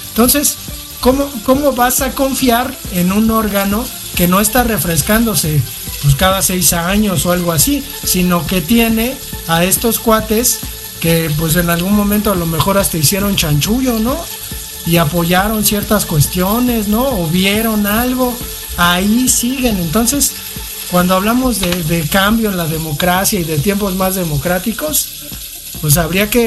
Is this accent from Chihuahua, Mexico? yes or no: no; Mexico City, Mexico; Ahorita que me entrevistaron, me preguntan de dónde eres, ¿no? Ya de la Ciudad de México, ¿de qué parte? De la Valle Gómez.